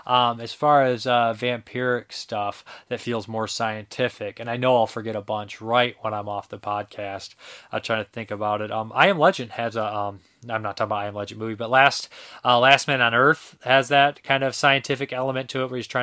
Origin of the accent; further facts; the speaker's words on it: Seattle, Washington, United States; Isimicio, I love rainy, overcast days. Growing up in Seattle, that was what my ideal day was.